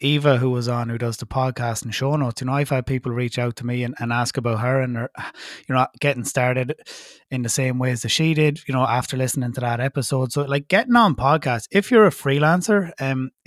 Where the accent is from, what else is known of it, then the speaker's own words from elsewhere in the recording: Ireland; as an Irish citizen